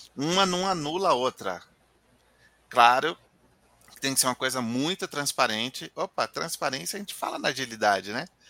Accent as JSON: {"language": "Portuguese", "region": "Bahia", "country": "Brazil", "said": "eu sou baiano"}